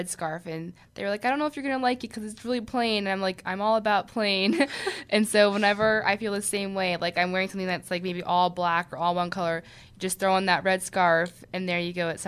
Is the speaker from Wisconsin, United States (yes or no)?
no; Philadelphia, Pennsylvania, United States; from Philadelphia